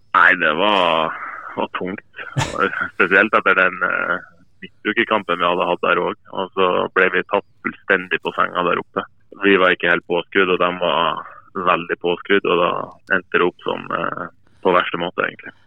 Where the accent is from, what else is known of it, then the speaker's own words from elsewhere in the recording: Bjerka, Nordland, Norway; moved away; jeg ikke var fra Mo i Rana, men fra, men fra Bjerka